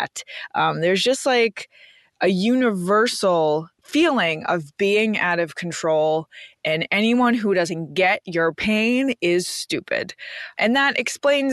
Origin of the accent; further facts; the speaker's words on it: New York City, New York, United States; I'm from Queens